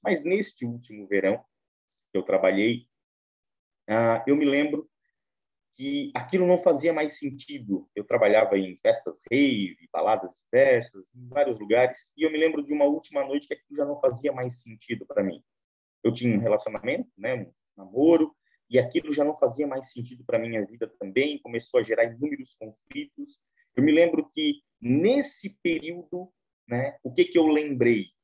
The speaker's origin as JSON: {"language": "Portuguese", "town": "Imbituba", "region": "Santa Catarina", "country": "Brazil", "tie": "born or raised there", "said": "Eu nascido e criado no Evangelho, mais propriamente na Assembleia de Deus de Imbituba"}